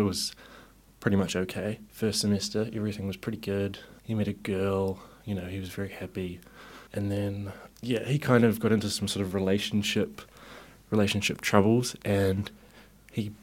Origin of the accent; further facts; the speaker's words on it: Whakatane, Bay of Plenty, New Zealand; now in Wellington, New Zealand; I'm originally from Whakatane